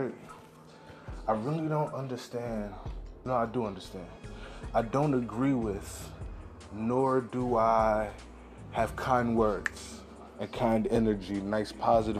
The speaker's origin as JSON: {"language": "English", "town": "New York City", "region": "New York", "country": "United States", "said": "I'm from America, I'm from New York City, I'm from Harlem, I'm a Black guy"}